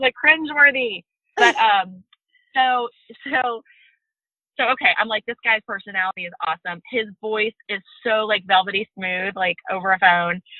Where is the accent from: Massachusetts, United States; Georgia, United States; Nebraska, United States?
Georgia, United States; I'm from Georgia.